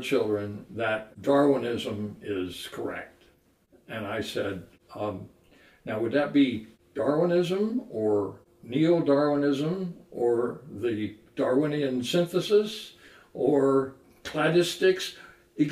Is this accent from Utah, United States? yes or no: yes; Salt Lake City, Utah, United States; I was raised here in Salt Lake City as an LDS child